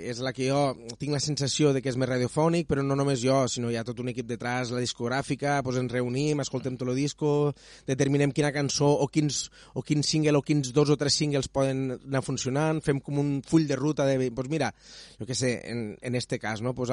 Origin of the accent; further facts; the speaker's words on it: Catalonia, Spain; Sempre m'he omplit la boca de dir que sóc de les Terres de l'Ebre